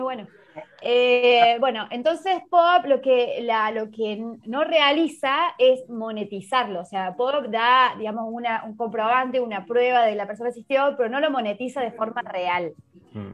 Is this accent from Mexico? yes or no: no; Argentina; moved away as an adult; now in Málaga, Spain; soy argentina, bueno, vivo en Málaga hace más de un año ya acá